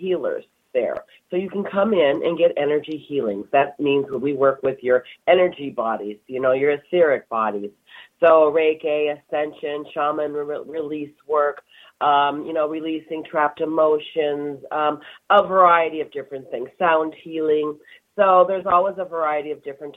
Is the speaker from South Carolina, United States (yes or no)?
no; California, United States; now in Wisconsin, United States; I'm from California originally, so we didn't have the changing of the season